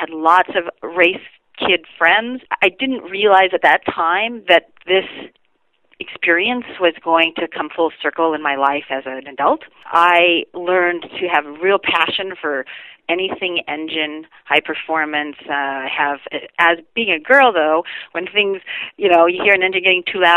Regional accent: Renton, Washington, United States; I was born in Renton, Washington, and my father was a hobbyist drag racer

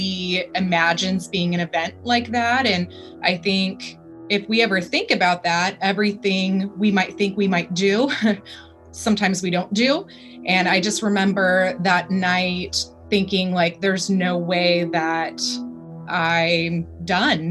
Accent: California, United States; I was born and raised out here in California. So I've always lived out in this area

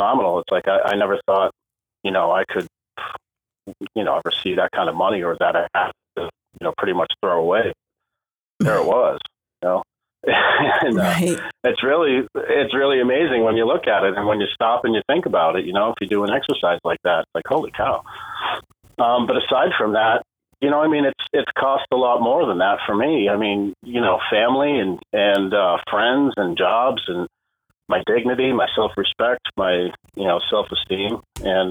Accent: New England, United States; moved away as an adult; also born or lived in Florida; I'm from New England originally

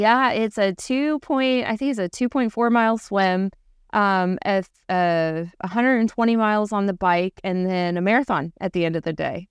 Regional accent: Louisville, Kentucky, United States; now in Big Bear Lake, United States; I'm from Louisville, Kentucky.

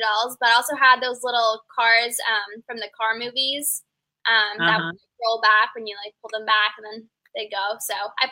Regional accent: Bay Area, California, United States; moved away as an adult; now in Charlotte, United States; So I'm from the Bay Area in California. That's where I was born and raised.

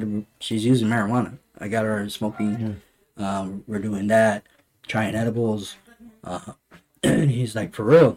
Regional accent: Texas, United States; growing up in Texas, growing up, you know, close to the border

